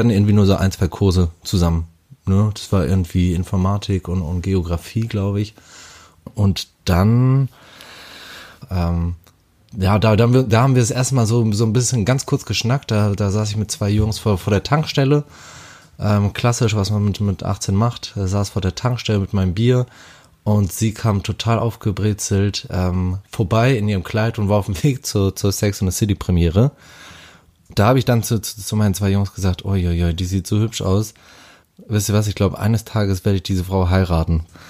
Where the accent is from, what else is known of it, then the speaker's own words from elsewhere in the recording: Hamburg, Germany; ich komme aus Hamburg, bin 30 Jahre jung geworden